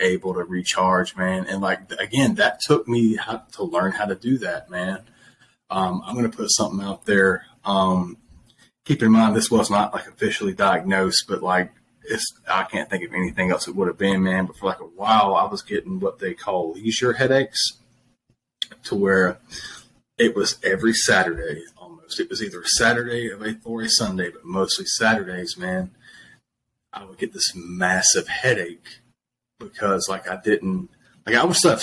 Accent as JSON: {"language": "English", "town": "Flat Creek", "region": "South Carolina", "country": "United States", "tie": "born or raised there", "said": "I grew up in Flat Creek, South Carolina"}